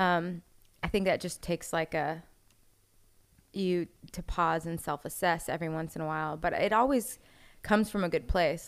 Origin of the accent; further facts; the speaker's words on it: Orlando, Florida, United States; moved away as an adult; also born or lived in Jacksonville; I grew up in Orlando